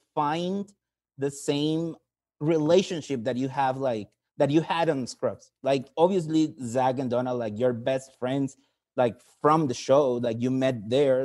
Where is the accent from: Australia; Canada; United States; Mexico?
Mexico; English is a second language; I'm from Mexico